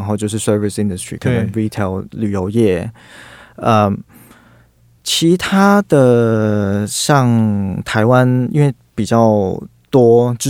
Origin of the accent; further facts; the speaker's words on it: Hong Kong; now in Taiwan; 对，还在香港的时候，大概都是一个周末，可能来个三天